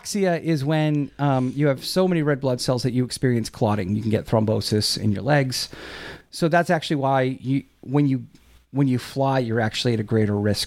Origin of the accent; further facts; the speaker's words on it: Quincy, Massachusetts, United States; We knew each other growing up in Quincy